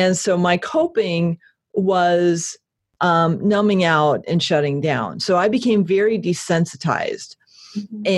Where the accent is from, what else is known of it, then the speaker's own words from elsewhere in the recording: Connecticut, United States; now in Portland, United States; I escaped from Connecticut